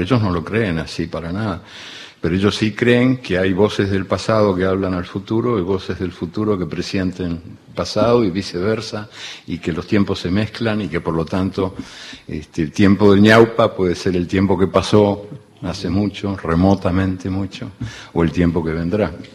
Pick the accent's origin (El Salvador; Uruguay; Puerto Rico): Uruguay; also born or lived in Argentina; yo soy uruguayo y argentino también